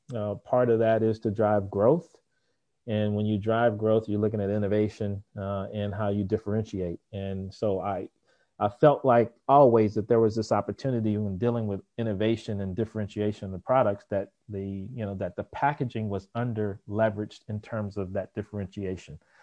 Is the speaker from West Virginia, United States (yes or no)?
no; Memphis, Tennessee, United States; I grew up in Memphis, Tennessee